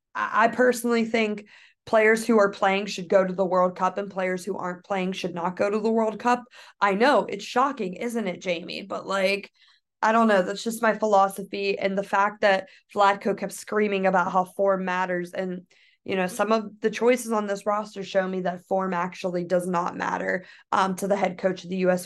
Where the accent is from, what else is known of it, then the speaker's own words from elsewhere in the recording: United States; I am from the United States